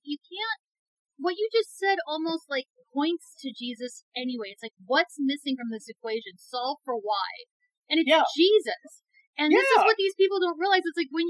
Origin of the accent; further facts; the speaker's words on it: United Kingdom; now in United States; I'm still a British subject. I'm a permanent resident.